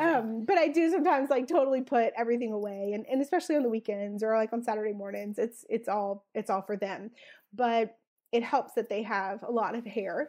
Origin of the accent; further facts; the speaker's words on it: South Louisiana, United States; I'm originally from South Louisiana